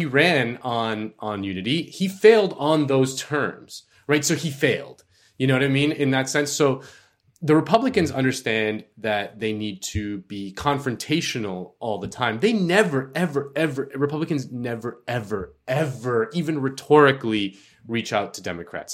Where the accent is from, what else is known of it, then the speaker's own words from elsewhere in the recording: Florida, United States; Florida, my home state